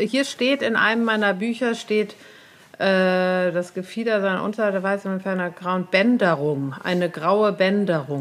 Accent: Cologne, North Rhine-Westphalia, Germany; in Braunsfeld, da wo ich herkomme

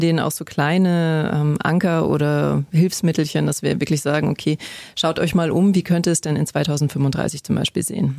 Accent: Bavarian mountains, Germany; ich bin in der Natur groß geworden, ich komme aus den bayerischen Bergen

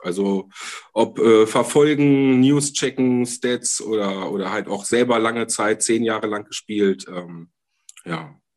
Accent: Hanover, Lower Saxony, Germany; bei uns in Hannover

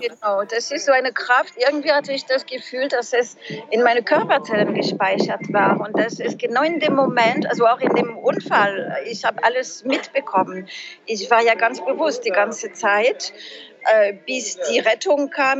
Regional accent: France; German is a second language; moved away as an adult; also born or lived in Trier, Germany; now in Germany; Ich bin ja Französin

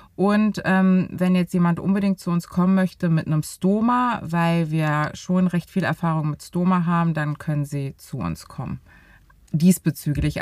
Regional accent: Berlin, Germany; Ich bin 34 Jahre alt und bin richtige Berlinerin

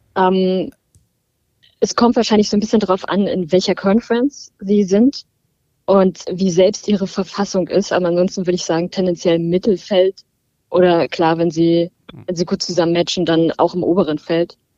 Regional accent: Berlin, Germany; Ich bin aus Berlin

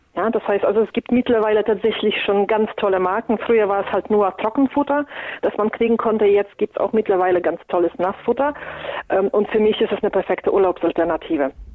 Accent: Poland; moved away; Ich komme ja ursprünglich aus Polen und wir essen traditionell sehr viel Graupen

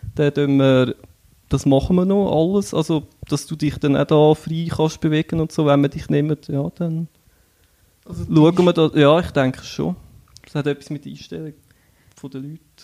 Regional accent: Einsiedeln, Schwyz, Switzerland; komme aus Einsiedeln

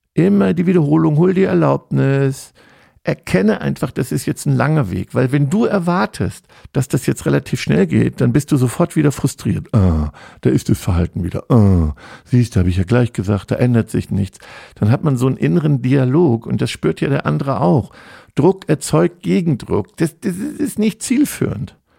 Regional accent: Germany; als Deutscher

